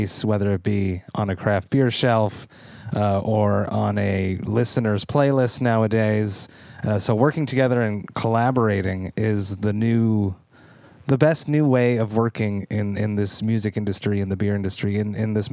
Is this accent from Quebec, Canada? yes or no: yes; Deux-Montagnes, Quebec, Canada; now in Montreal, Canada; I'm from Two Mountains, which is just outside of Montreal. And there was a very big, there still is a little bit now, English population. So I am an Anglophone Quebecer from Montreal.